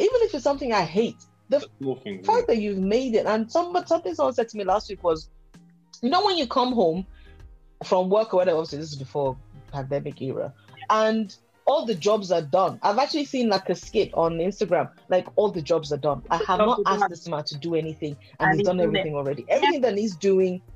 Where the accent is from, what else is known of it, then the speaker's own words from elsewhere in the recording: Nigeria; I grew up in a very rich household when I was growing up in Nigeria.